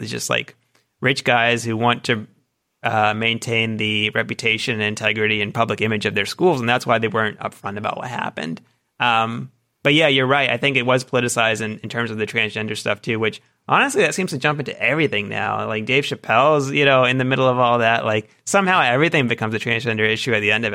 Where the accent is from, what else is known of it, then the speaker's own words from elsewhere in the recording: outside of Atlanta, Georgia, United States; I grew up outside of Atlanta and Georgia growing up